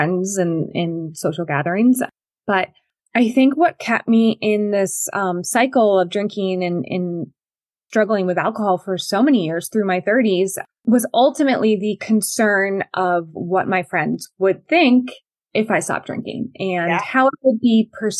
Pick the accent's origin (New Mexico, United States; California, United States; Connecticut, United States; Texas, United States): Connecticut, United States; I grew up in Connecticut